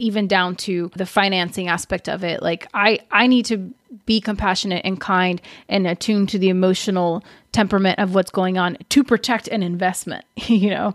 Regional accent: Brazil; moved away; when I was growing up in Brazil

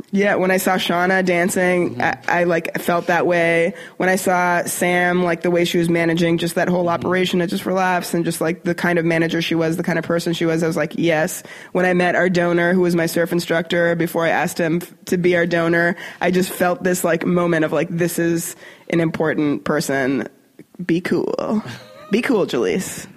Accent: Canada; moved away as an adult; now in United States; as a Canadian

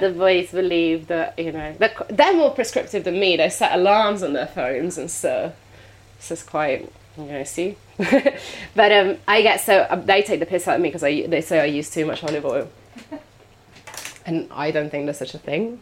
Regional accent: Italy; English is a second language; moved away

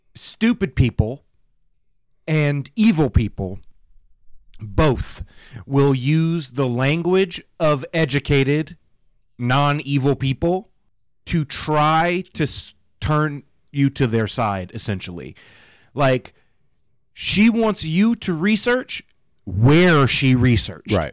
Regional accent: the South, United States; 31 from the South with my voice and accent

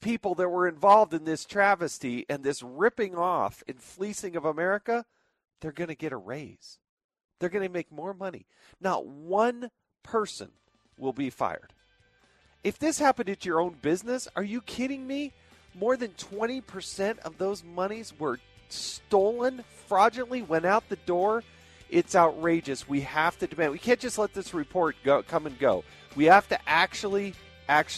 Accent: Utah, United States; I'm from Utah

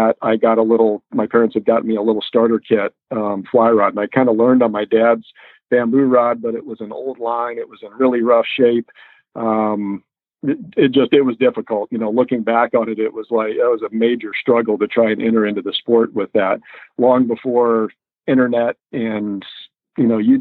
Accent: Boulder, Colorado, United States; I grew up in Boulder, Colorado, on the Front Range of Colorado

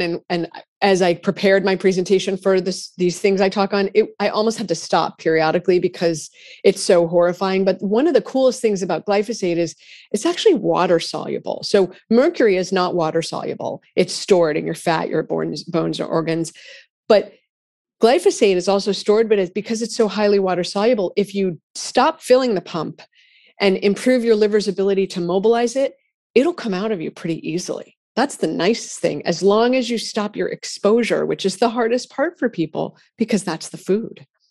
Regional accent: Massachusetts, United States; I'm from Massachusetts

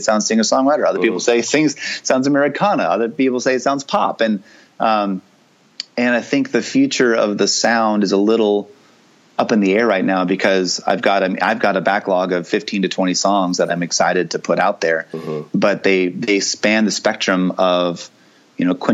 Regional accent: the South, United States; accent: Southern twang; I was raised in the South, even though my parents are from the North. Uh-huh. And so there's a hint of Southern twang in my voice

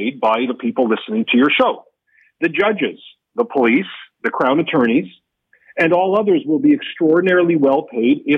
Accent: Canada

